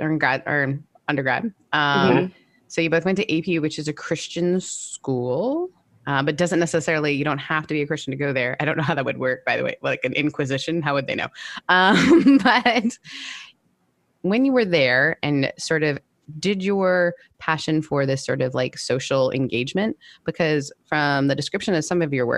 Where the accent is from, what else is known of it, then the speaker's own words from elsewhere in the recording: Canada; I'm Canadian